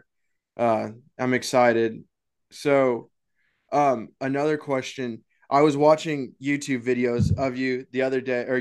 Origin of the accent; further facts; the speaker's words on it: Texas, United States; I'm from Texas and we have Big Red out here